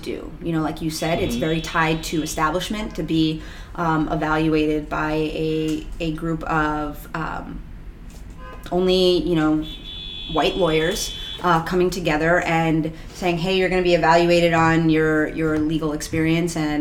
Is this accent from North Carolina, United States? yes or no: no; New York City, New York, United States; also born or lived in Astoria, Queens; I was born in Queens, so I don't live too far from here. I live in Astoria now.